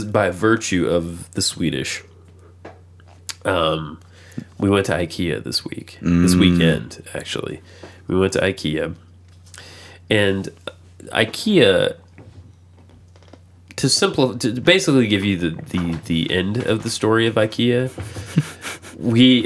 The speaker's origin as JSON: {"language": "English", "region": "the South", "country": "United States", "lives_now": "Nashville, United States", "said": "I'm from the South"}